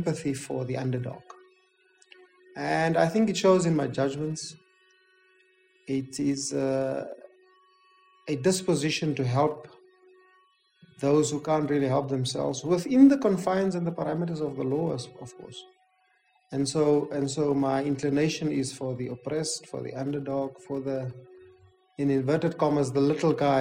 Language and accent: English; South Africa; I'm black, I'm a South African